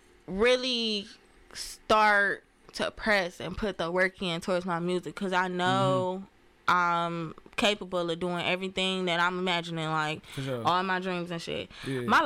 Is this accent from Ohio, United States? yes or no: yes; Cleveland, Ohio, United States; moved away; also born or lived in Atlanta / Detroit; Growing up in Cleveland, it was straight. I moved around a lot, so I done lived all over Cleveland.